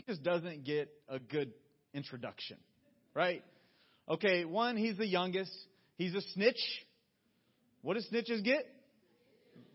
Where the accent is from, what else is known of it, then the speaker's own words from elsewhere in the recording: Georgia, United States; moved away; I'm a Southerner through and through. I grew up in Georgia, and the world of Coca-Cola was a regular field trip starting in elementary school